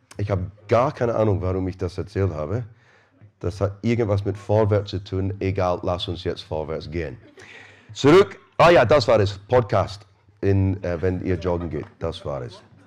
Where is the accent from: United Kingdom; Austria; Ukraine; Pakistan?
United Kingdom; Scotland; now in Rosenheim, Germany; Ich bin Schotte